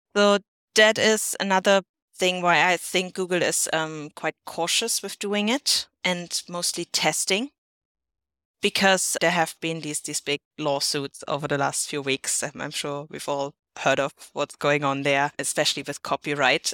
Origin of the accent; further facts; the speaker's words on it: Germany; not my home country, Germany